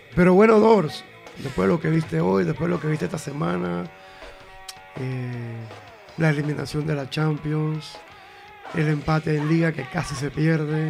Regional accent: Panama; como buen panameño

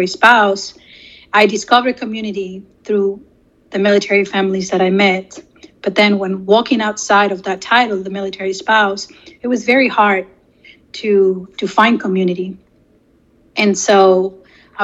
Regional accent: Peru; English is a second language; moved away as an adult; now in United States; So I came to the United States when I was 18. I could not make it to a single university back home. I was born in Peru.

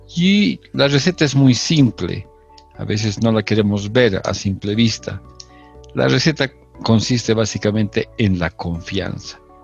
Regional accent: Bolivia; continuamos siendo el, el tercer país más grande de, de Sudamérica

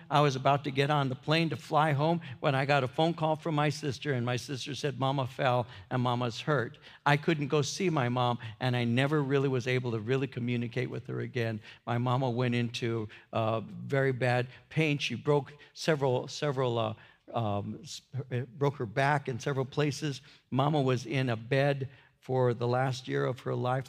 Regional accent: United States; I'm an American

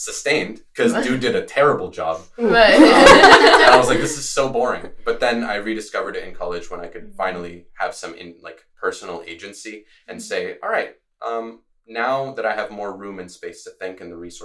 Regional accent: Latvia; now in Gainesville, United States; I'm originally from Latvia. It's a country in the Northeast Europe, northeastern part of Europe, I should say. So I grew up speaking Latvian, Russian, and English.

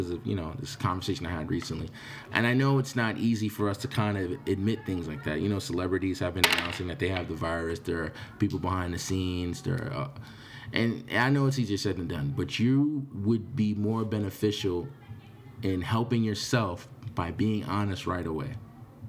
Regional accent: New York, United States; I'm from New York.

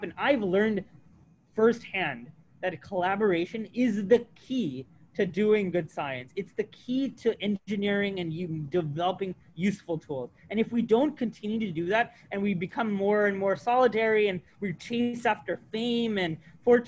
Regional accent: United States; moved away as an adult; also born or lived in Massachusetts; I grew up on the Alabama-Georgia border

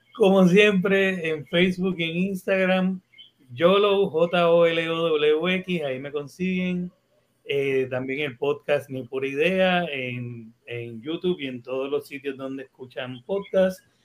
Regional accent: Puerto Rico; Como puertorriqueños

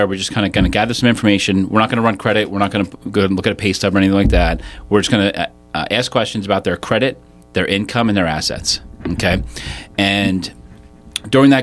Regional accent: Malvern, Pennsylvania, United States; born and raised in Malvern, went to Great Valley High School, went to Penn State, and still live locally in Downingtown

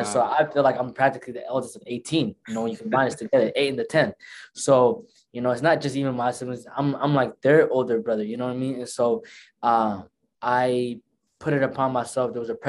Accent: Tukwila, Washington, United States; first language Somali; English is a second language; also born or lived in Nairobi, Kenya; I was born in Kenya, Nairobi, December 16, as an infant, came here about four or 5 months. That's when I came here. And the first city I moved to was Tukwila, the city that I live in right now.

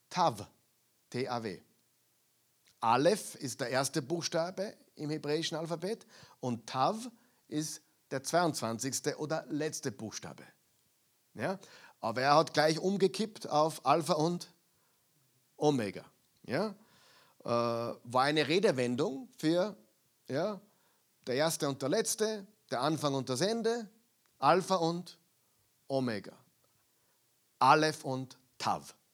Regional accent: Austria; also born or lived in United States; Äh, ich habe zehn Jahre in Amerika gelebt, aber ich bin Österreicher. Ja? Und viele Dinge in meinem Kopf sind nur österreichisch, auch wenn ich Englisch spreche.

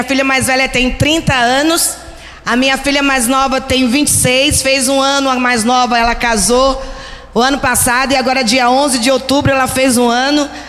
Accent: Recife, Pernambuco, Brazil; moved away; Eu sou de Recife. Você vai ver um sotaque um pouco diferente, meio misturado. Mas faz 33 anos que eu estou aqui.

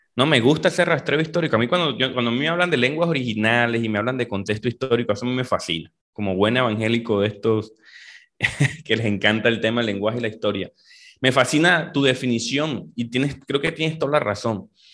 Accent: Valledupar, Cesar, Colombia; yo soy de Valledupar, Colombia. Eh, nací en esta, esta región aquí del norte de Colombia

